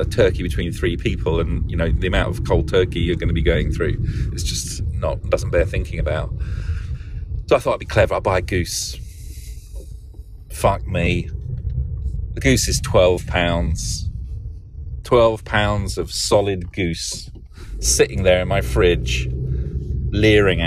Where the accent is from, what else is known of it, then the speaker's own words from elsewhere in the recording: London, United Kingdom; moved away as an adult; now in United States; being British